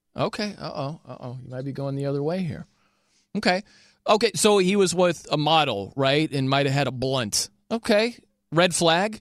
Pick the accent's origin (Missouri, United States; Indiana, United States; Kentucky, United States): Indiana, United States; South Bend; I'm from South Bend, Indiana